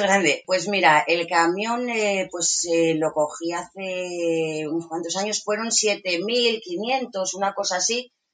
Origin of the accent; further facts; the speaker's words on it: Asturias, Spain; soy de Asturias, eh, vivo actualmente en un pueblecito eh, en Villanueva de Santo Adriano